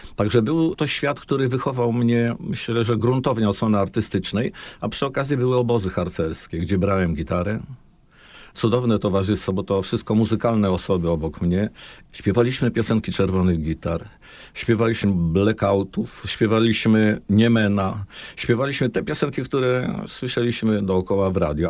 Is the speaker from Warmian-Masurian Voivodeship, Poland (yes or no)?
yes; Olsztyn, Warmian-Masurian Voivodeship, Poland; u nas w Olsztynie